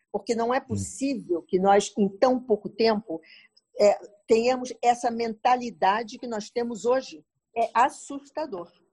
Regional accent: Brazil; eu sou brasileira, vim aqui visitar

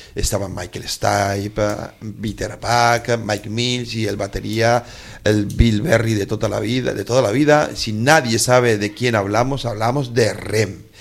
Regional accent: Gran Canaria, Canary Islands, Spain; mi tierra, en un solar, en un solar de un pueblo que se llama Las Huesas

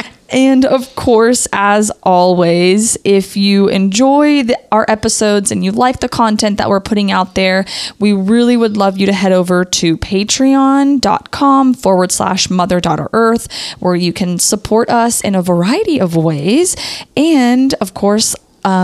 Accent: Texas, United States; one of the biggest aha moments for me as a Texan

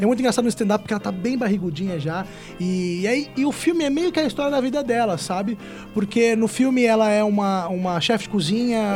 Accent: Ribeirão Preto, São Paulo, Brazil; eu sou de Ribeirão Preto

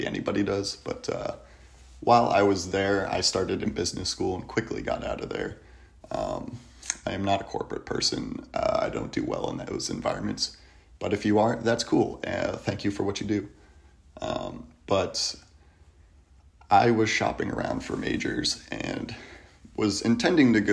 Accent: Kent, Ohio, United States; I'm from Kent, Ohio. It is a beautiful little college town between Cleveland and Akron.

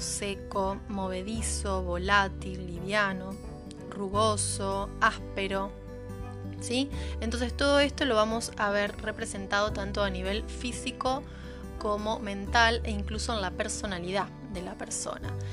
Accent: Santa Fe, Argentina; soy de Santa Fe Capital, Argentina

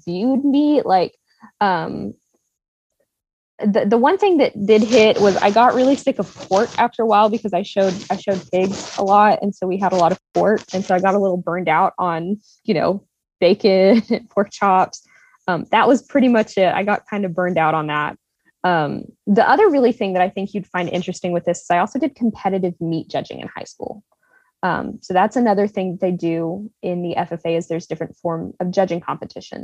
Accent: Texas, United States; We're from Texas

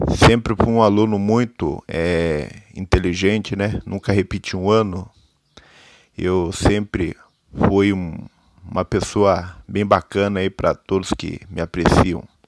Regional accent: Itararé, São Paulo, Brazil; sou nascido em Itararé, interior do estado de São Paulo

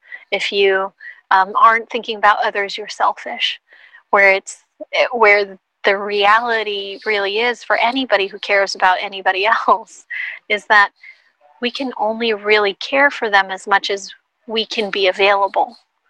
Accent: Philippines; as a Filipina, I know that a big piece of our culture is to be collective.

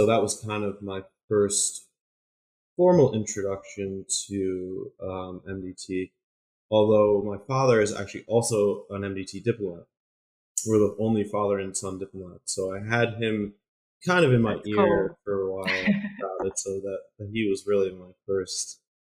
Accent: Troy, New York, United States; So I'm originally from Troy, New York, which is in mid-state in New York

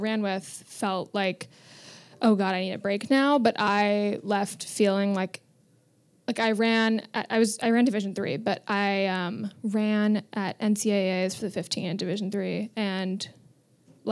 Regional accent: New York City, New York, United States; also born or lived in Vermont; Born and raised on 91st and Madison

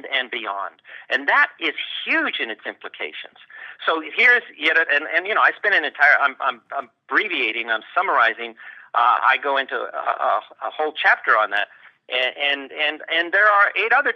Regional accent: Los Angeles, California, United States; moved away as an adult; also born or lived in Ithaca, New York / Cambridge, Massachusetts; I was born in East Los Angeles. That's the poor part of Los Angeles. And I was raised in a Christian home

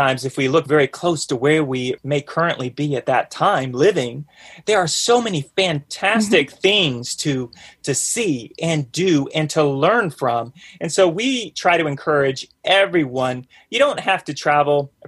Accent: the South, United States; accent: Southern; now in North Georgia, United States; we're we're from the South, both myself and my ray of sunshine, as I like to call her. And she has much more of a Southern accent than myself

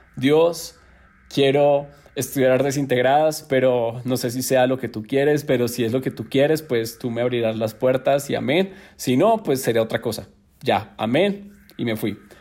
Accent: Neiva, Huila, Colombia; born or raised there; moved away as an adult; now in Bogotá, Colombia

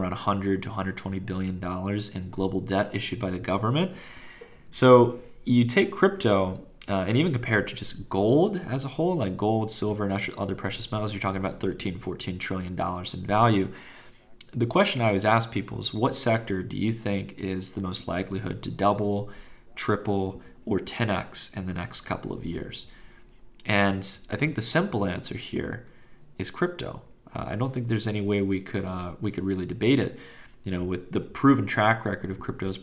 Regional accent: Virginia, United States; moved away; also born or lived in Palo Alto, California; I'm originally from Virginia, but I spent some time in the Valley

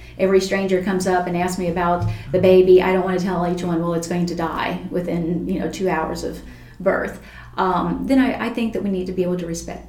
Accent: Taney County, Missouri, United States; growing up in Taney County, my father hunted

